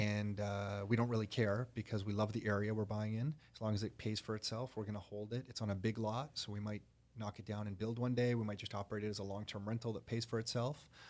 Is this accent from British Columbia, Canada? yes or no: no; Toronto, Ontario, Canada; I was born in Toronto